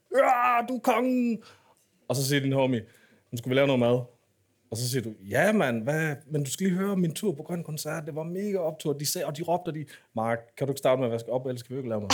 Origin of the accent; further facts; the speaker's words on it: Aarhus, Central Denmark Region, Denmark; da jeg voksede op i Aarhus